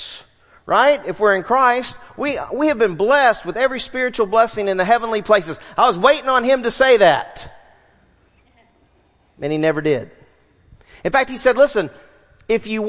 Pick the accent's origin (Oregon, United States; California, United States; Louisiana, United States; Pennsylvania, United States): Louisiana, United States; Southwest; I grew up in Southwest Louisiana, played outside all the time.